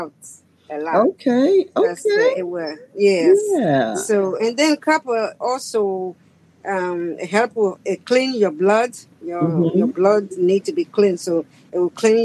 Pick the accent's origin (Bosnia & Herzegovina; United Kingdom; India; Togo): Togo; now in United States; I'm from West Africa, Togo, and I've been here for 43 years